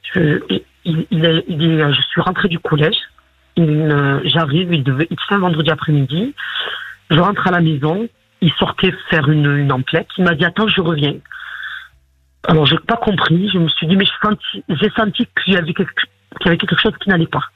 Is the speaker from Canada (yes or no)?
no; Morocco; now in France; je suis née au Maroc.